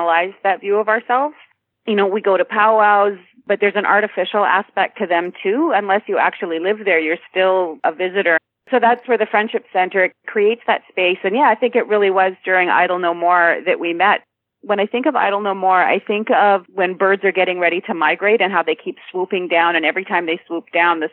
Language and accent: English; Niagara, Ontario, Canada; also born or lived in Sioux Lookout, Ontario / Toronto, Ontario; I grew up in Niagara. My mom had moved us from the Sioux Lookout area down to Niagara where her family is. And so I was raised in her German-Ukrainian family.